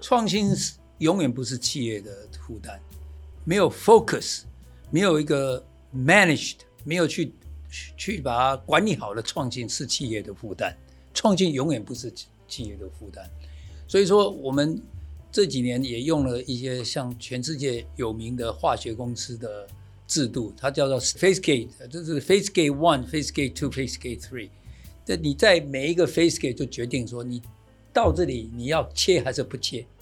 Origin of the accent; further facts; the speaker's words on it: Taiwan; moved away; also born or lived in United States; 台湾，我从一九八二年回来到现在